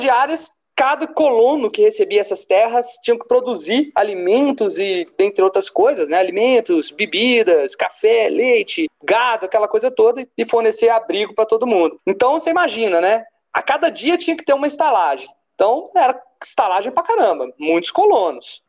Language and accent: Portuguese; Brasília, Federal District, Brazil; accent: mineiro; now in Minas Gerais, Brazil; Mas eu sou nascido no Distrito Federal, em Brasília.